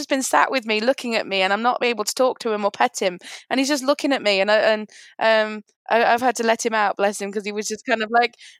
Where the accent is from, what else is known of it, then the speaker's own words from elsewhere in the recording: Lincoln, East Midlands, United Kingdom; moved away as an adult; now in London, United Kingdom; I'm from Lincoln originally. I'm living in London right now. But when I was living in Lincoln, my house that I own is on RAF Scampton Base.